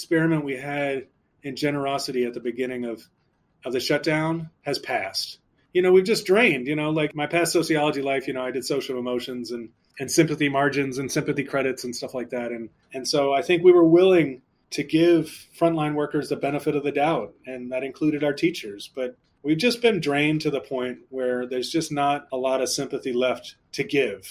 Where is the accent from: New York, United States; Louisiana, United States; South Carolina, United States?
Louisiana, United States; New Orleans; moved away; When I was a kid growing up in New Orleans